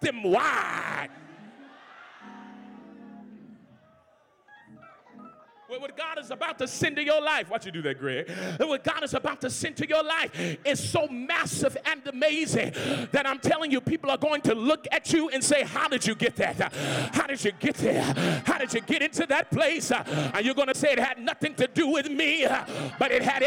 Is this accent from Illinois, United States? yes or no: no; New Orleans, Louisiana, United States; I'm from the country. I'm from New Orleans, Louisiana, so that's how we talk.